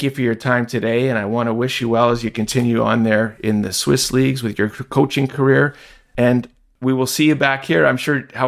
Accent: Toronto, Ontario, Canada; back to your hometown, my hometown of Toronto.

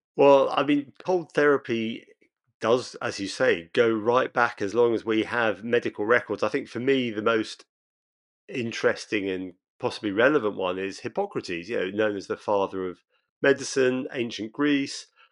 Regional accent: Brighton, South East England, United Kingdom; Brighton, my hometown

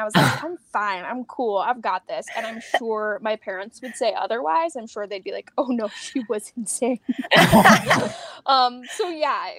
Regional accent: outside of Seattle, Washington, United States; moved away; I grew up outside of Seattle, and I grew up doing theater

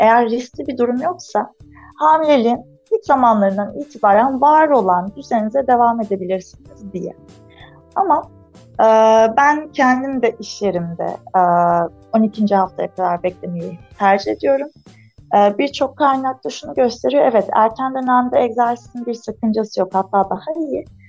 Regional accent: Antalya, Turkey; Antalyalıyım. Şu anda Antalya Gazipaşa'da e, memleketinde eşimle beraber bir fizik tedavi yoga merkezi işletiyoruz

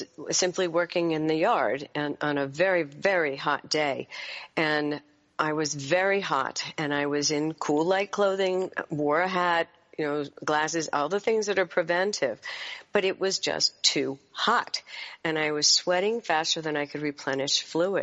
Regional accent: Chesapeake Bay area, United States; I grew up sailing on the Chesapeake.

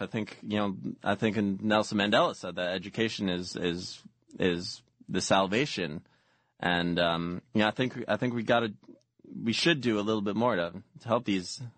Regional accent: Mexico; moved away; growing up in Mexico

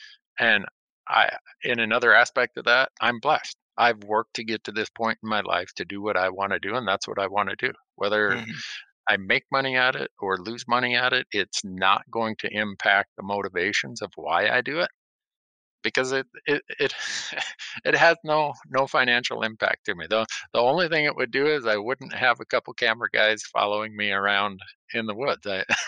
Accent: Honduras; I grew up in Honduras.

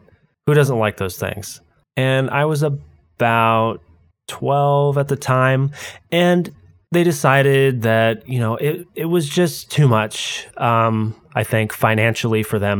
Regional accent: San Diego, California, United States; also born or lived in Novato / Kansas City; I was born in Novato, California, which is near San Francisco, not really that far away from the Roblox headquarters, interestingly enough, and lived in San Diego up until about 8, and then after that, pretty much every 3 years, we moved between there and Kansas City.

